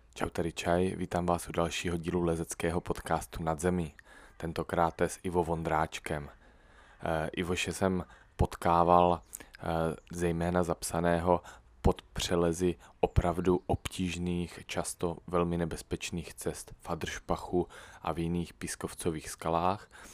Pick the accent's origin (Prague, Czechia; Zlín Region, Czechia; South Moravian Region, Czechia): South Moravian Region, Czechia; Brno; jsem z Brna.